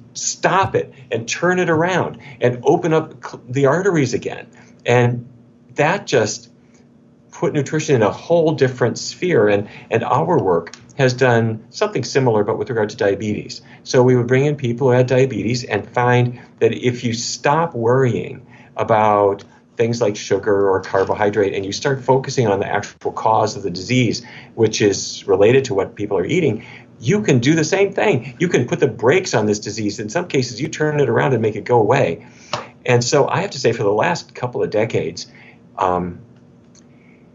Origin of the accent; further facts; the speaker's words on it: North Dakota, United States; now in Washington, D.C., United States; I grew up in North Dakota, which is kind of cowboy country.